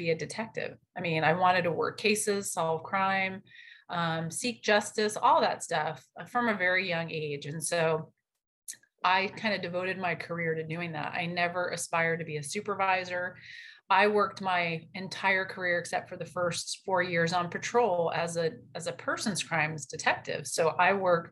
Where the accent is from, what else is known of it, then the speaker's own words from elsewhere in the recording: New York City, New York, United States; moved away as an adult; now in Wichita, Kansas, United States; I was actually supposed to be working in New York City because that's where I'm from